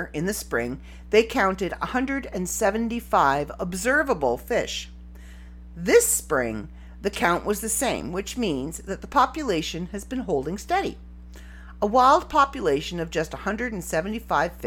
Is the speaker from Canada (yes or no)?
yes; Canada; I'm Canadian